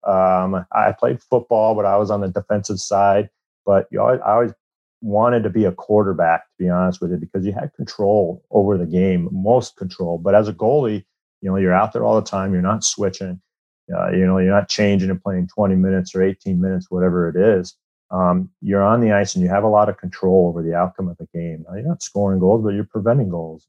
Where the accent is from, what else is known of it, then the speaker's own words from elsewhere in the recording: Iowa, United States; I grew up in Iowa